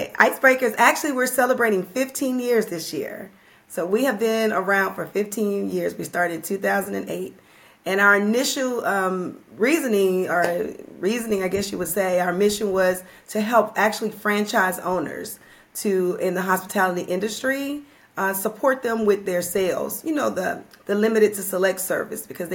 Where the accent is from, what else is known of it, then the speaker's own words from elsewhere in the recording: Louisiana, United States; now in Atlanta, United States; I live in Atlanta, Georgia, but I always tell people I'm from Louisiana, you know, born and bred, can't give that up